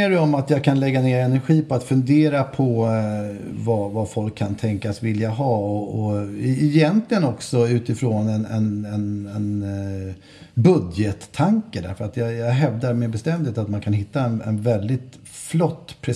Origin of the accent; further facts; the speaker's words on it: Stockholm County, Sweden; accent: Äppelviken; så kan det nog ha varit något i min dialekt. Eh, det vill säga lätt eh, Äppelviks i.